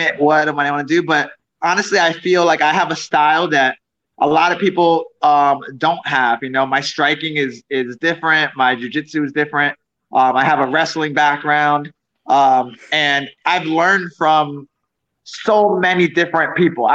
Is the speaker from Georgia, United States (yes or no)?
no; South Florida, United States; also born or lived in New York City / Orlando; I was born in New York City, but I didn't live there for too long. A few years, like 4 years. And I lived in South Florida pretty much till I was 18